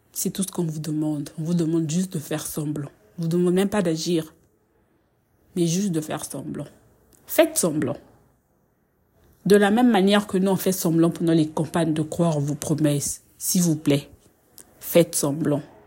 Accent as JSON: {"language": "French", "country": "Republic of the Congo", "said": "je suis congolaise"}